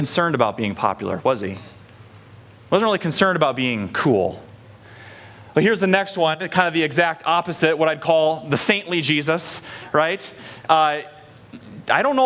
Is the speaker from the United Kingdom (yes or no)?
no; Story City, Iowa, United States; growing up in Story City, which is like the hub of North American Scandinavia